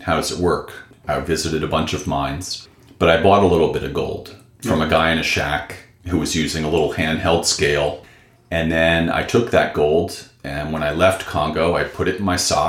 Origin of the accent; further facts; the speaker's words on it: suburbs of New York, United States; moved away as an adult; also born or lived in Bronx, New York / Indiana / Northern California; Raised in the suburbs of New York.